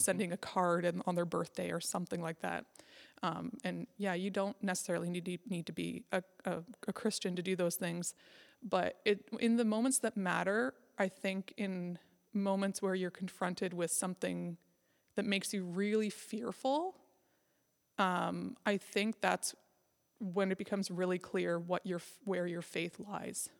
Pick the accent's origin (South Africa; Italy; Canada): Canada; Nova Scotia; also born or lived in Scotland / Alberta / Northwest Territories; now in Prince Edward Island, Canada; I grew up in Nova Scotia